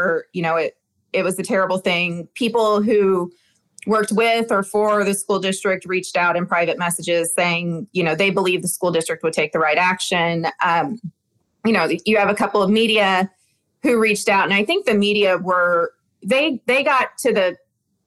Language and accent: English; the South, United States; I'm from the South